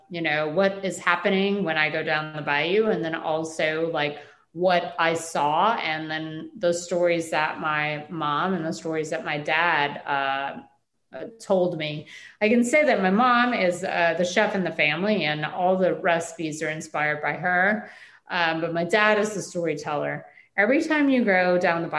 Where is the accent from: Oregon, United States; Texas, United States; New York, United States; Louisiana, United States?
Louisiana, United States; Cajun; my grandmothers, and who were, you know, Cajun French speaking family who have never left this area since their ancestors came over from France